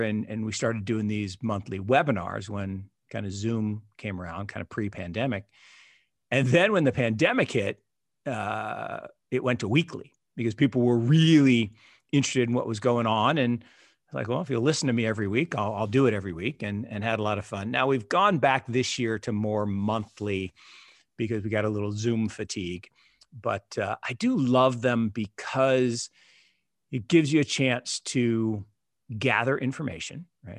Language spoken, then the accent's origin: English; Seattle, Washington, United States; I grew up in Seattle.